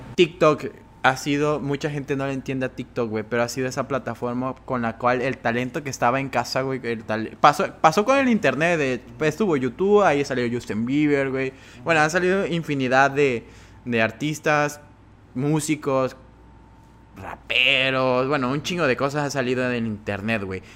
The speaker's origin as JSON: {"language": "Spanish", "town": "Cárdenas", "region": "Tabasco", "country": "Mexico", "moved": "yes", "said": "Yo soy de Cárdenas"}